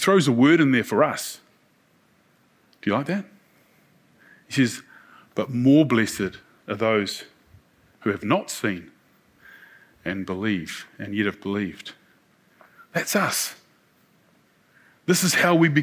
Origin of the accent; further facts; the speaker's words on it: New Zealand; We're from New Zealand